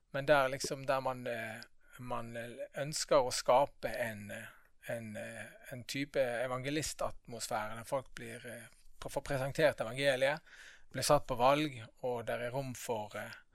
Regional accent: Bergen, Vestland, Norway; Født og oppvokst her i Bergen.

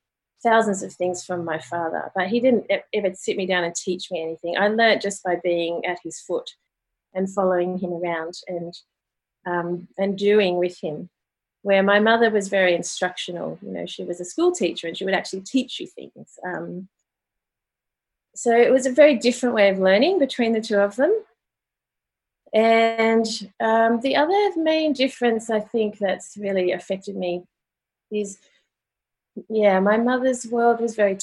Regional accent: Sydney, New South Wales, Australia; now in Melbourne, Australia; I grew up in Australia, in normal kind of suburban Sydney, Australia

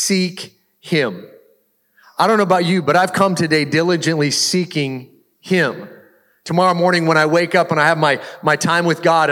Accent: the Northwest, Pacific Northwest, United States; I grew up in the Northwest

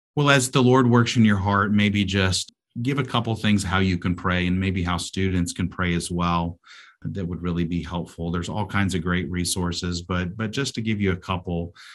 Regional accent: United States; moved away as an adult; also born or lived in South Asia; as an American

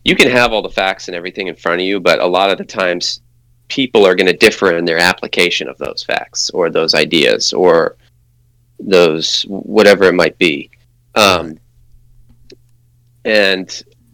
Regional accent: Maine, United States; moved away; also born or lived in California; But I'm originally from Maine and then moved to California

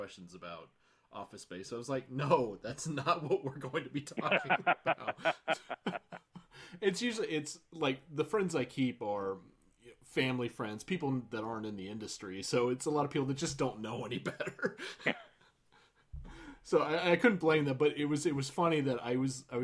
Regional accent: Florida, United States; moved away as an adult; also born or lived in Los Angeles, United States; I moved back to my hometown in Florida when I couldn't make it in Hollywood.

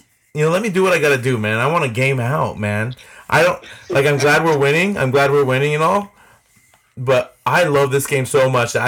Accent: Morgan Hill, California, United States; born or raised there; moved away

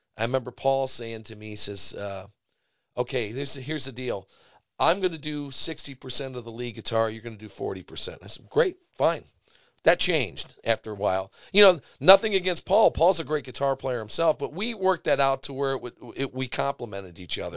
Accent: Brook Park, Ohio, United States; growing up in Brook Park, there's a l, a lot of garage bands

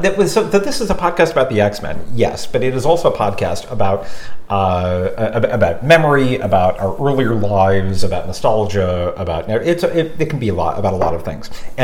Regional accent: Louisville, Kentucky, United States; I grew up in Louisville, Kentucky, and East End, and so like middle school, no Jews, maybe one.

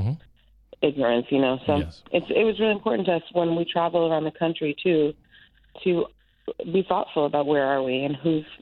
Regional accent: Massachusetts, United States; I grew up in Massachusetts

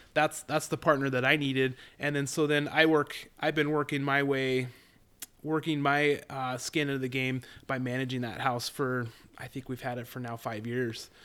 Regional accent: Colorado, United States; moved away as an adult; now in Idaho, United States; I'm a boy that born and raised in Colorado

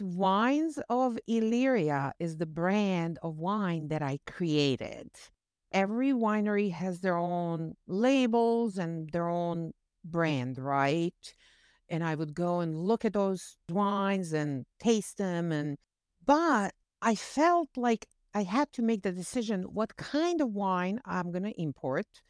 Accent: Bosnia & Herzegovina; English is a second language; moved away as an adult; also born or lived in New Jersey; now in United States; I came here to this country and I spoke zero English. I had college education from home. I had great job in banking.

